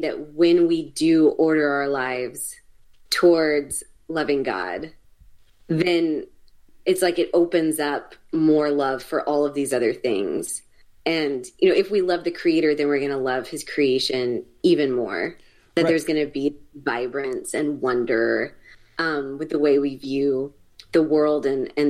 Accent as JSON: {"language": "English", "town": "Tallahassee", "region": "Florida", "country": "United States", "tie": "born or raised there", "also_born_or_lived": "Texas", "moved": "as an adult", "said": "I grew up in Tallahassee, Florida."}